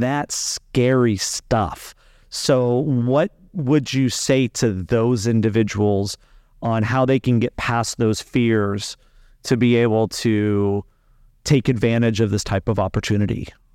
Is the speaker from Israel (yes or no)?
no; Las Vegas, Nevada, United States; moved away; also born or lived in Spain; I'm from Las Vegas originally